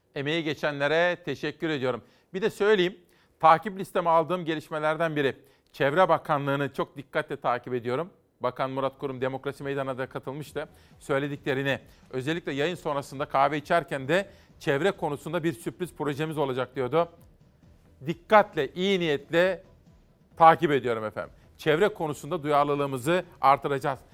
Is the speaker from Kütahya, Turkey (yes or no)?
yes; Simav, Kütahya, Turkey; moved away; Bizim oralarda efendim ben Kütahyalıyım biliyorsunuz. Simav'da bu klarnet sesi bizim Roman kardeşlerimiz vardı, komşularımız da vardı